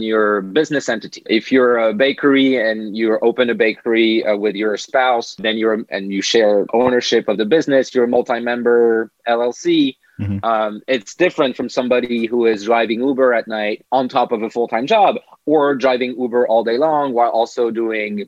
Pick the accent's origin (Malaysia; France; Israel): France; moved away as an adult; now in United States; I come from France